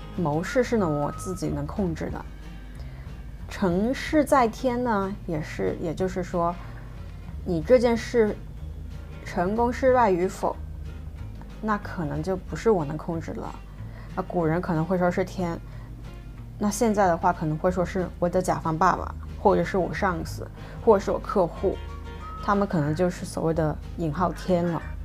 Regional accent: China; first language Mandarin; moved away as an adult; also born or lived in Hong Kong; 我本人是土生土长的中国女孩儿

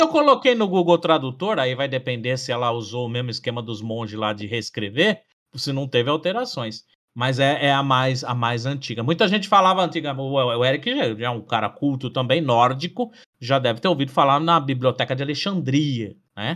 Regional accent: Brazil; nós, brasileiros

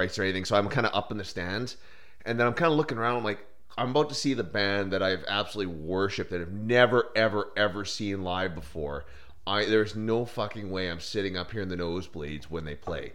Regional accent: Winnipeg, Manitoba, Canada; I'm from Winnipeg, Canada

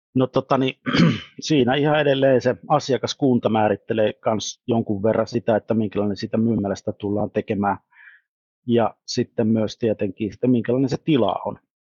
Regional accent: Savonia, Finland

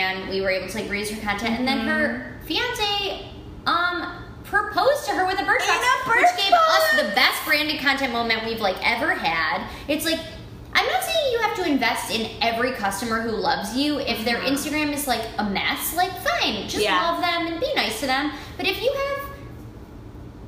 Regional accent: Detroit, Michigan, United States; now in New York, United States; I'm from Detroit. I'm, like, from the Midwest

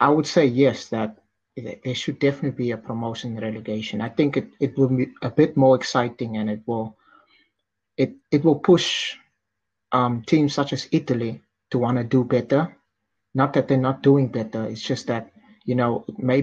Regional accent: South Africa; as a South African

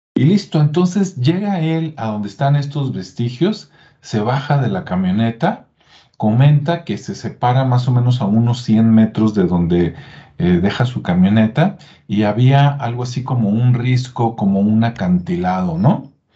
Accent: Mexico; los que somos de México

